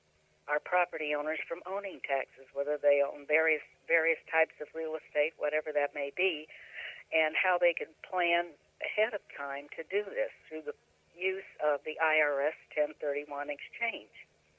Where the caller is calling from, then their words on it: St. Louis, Missouri, United States; I am in St. Louis, Missouri.